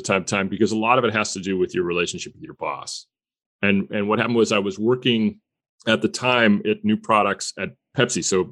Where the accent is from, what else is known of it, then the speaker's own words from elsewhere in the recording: Stamford, Connecticut, United States; my hometown of Stamford, Connecticut